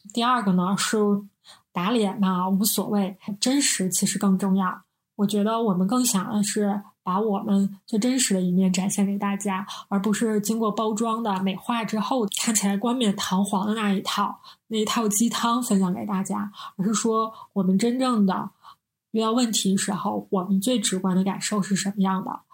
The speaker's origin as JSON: {"language": "Chinese", "region": "Northeast China", "country": "China", "said": "我们是三个来自东北的 ladies"}